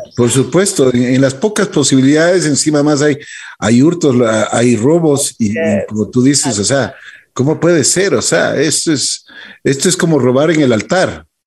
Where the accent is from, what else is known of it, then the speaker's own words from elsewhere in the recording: Ecuador; Nosotros como ecuatorianos